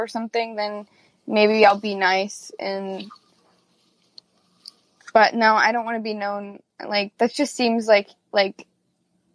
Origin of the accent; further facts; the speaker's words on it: Ohio, United States; I grew up in Ohio